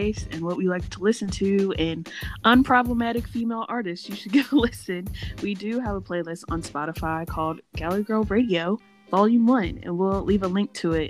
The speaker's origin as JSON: {"language": "English", "town": "Roanoke", "region": "Virginia", "country": "United States", "tie": "born or raised there", "also_born_or_lived": "Kentucky", "moved": "as an adult", "lives_now": "Louisiana, United States", "said": "I say I'm from Roanoke because that's where I lived the longest. That's where I went to high school. That's where I like grew up"}